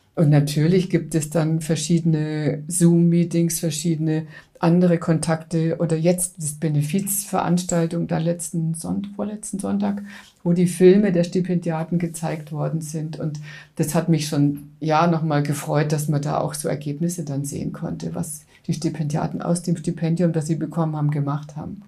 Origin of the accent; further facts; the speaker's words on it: Coburg, Bavaria, Germany; now in Munich, Germany; München und Coburg sind die zwei Städte, in denen ich überwiegend in meinem Leben verbracht habe